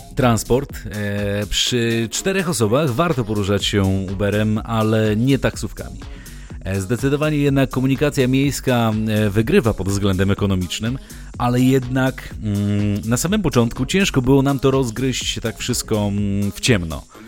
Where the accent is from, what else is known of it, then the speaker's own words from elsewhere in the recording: Białystok, Podlaskie Voivodeship, Poland; gramy nie tylko w rodzinnym Białymstoku